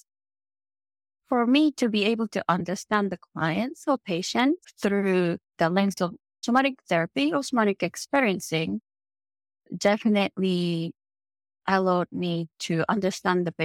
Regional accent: Japan; English is a second language; moved away as an adult; also born or lived in Italy; now in Los Angeles, United States; I am from Japan. Born and grew up in Japan. Lived there for until mid-30s.

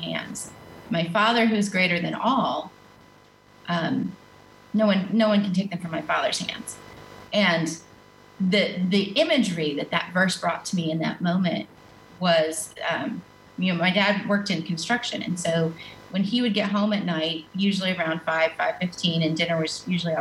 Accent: Western North Carolina, United States; moved away; I grew up in the mountains of Western North Carolina.

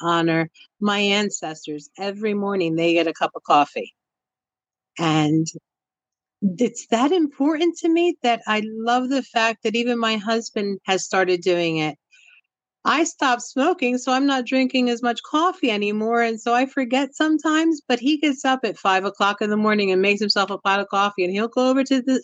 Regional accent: Puerto Rico; moved away; I'm from Puerto Rico originally

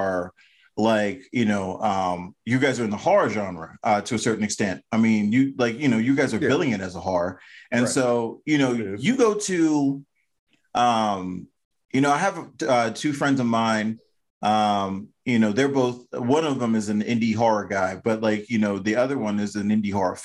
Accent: Maryland, United States; I'm from Maryland

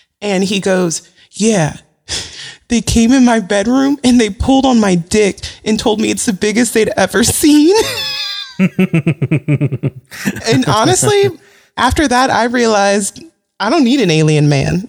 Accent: San Diego, California, United States; I grew up in San Diego.

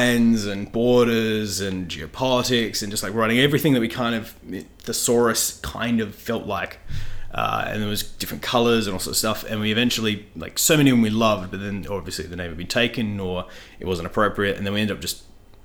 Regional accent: Byford, Western Australia, Australia; also born or lived in Gosnells; born in Gosnells and raised in Byford, of all places

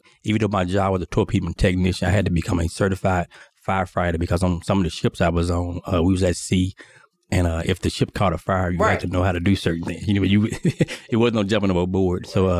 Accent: Mississippi, United States; So growing up from Mississippi, I was raised on a farm.

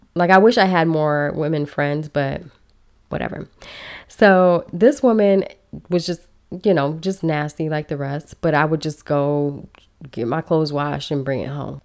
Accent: Belize; now in United States; I am originally from Belize. I was brought to the country illegally, and I spent many years here undocumented

